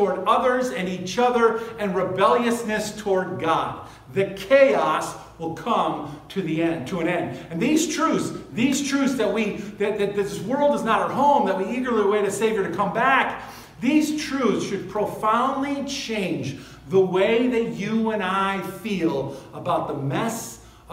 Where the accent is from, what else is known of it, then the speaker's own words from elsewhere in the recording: United States; I'm an American. I live in this country